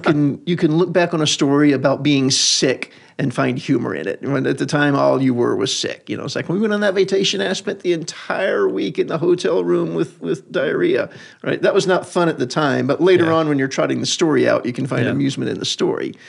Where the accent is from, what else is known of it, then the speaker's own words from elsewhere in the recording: rural Louisiana, United States; Louisiana, rural Louisiana, north central